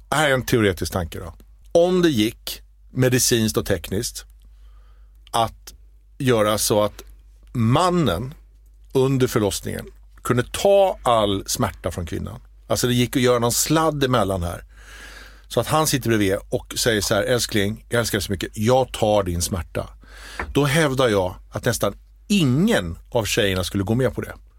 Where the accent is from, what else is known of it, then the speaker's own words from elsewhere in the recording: Småland, Sweden; jag är ju smålänning